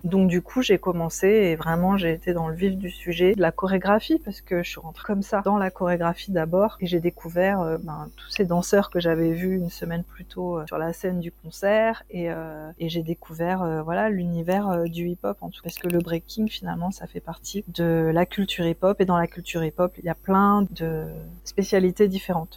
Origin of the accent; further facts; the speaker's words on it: south-east France, France; je suis originaire du sud de la France, sud-est